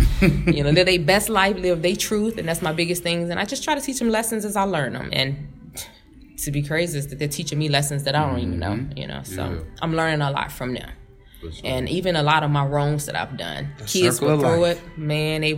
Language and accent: English; Hopkins Park, Illinois, United States; I was raised by someone in Hopkins Park